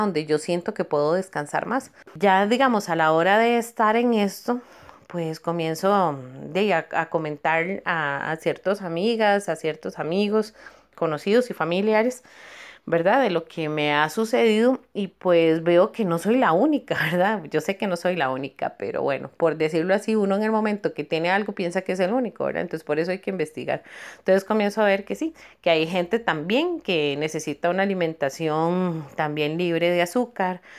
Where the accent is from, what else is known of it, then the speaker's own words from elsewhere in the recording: Cartago, Costa Rica; amo mi pueblo de Cartago